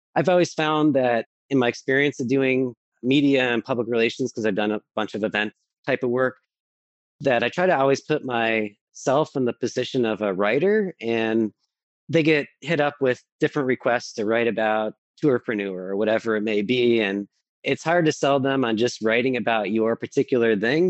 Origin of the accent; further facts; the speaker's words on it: Buffalo, New York, United States; also born or lived in Eugene, Oregon / Portland, Oregon; I grew up here in Buffalo, but I went to graduate school in Portland and I or er, in Eugene and I moved to Portland